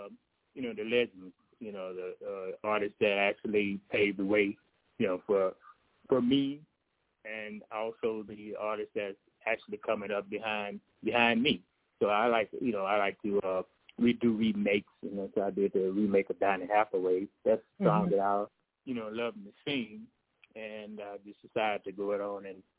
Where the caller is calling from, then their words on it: Zachary, Louisiana, United States; I'm calling from Zachary, Louisiana.